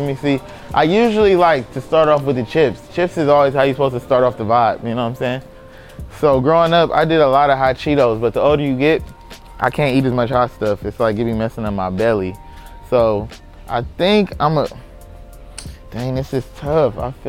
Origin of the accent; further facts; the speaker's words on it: Compton, California, United States; I'm a rapper from Compton.